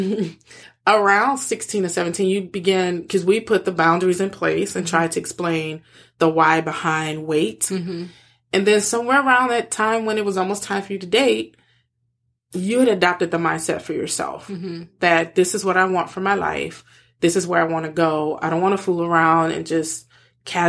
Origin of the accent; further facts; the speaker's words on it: New Orleans, Louisiana, United States; I grew up in New Orleans